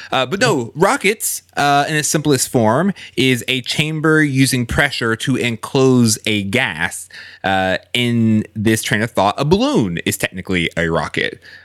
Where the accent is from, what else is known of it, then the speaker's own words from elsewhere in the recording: Houston, Texas, United States; I grew up in Houston